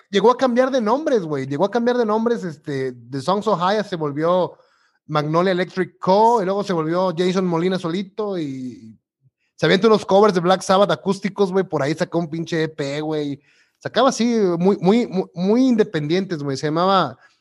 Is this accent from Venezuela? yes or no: no; Mexico; como buen mexicano